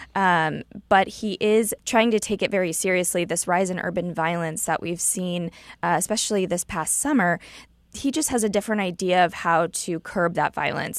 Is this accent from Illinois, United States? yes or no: yes; Illinois, United States; now in Missouri, United States; I'm from Illinois, where we didn't have a budget for a couple years, so I got to see how horrible it was for our state to not have a budget